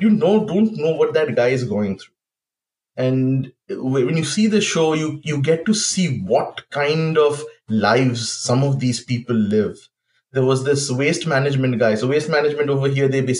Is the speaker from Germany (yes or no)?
no; West Bengal, India; my home state of Bengal, which I've known this for like 30 years.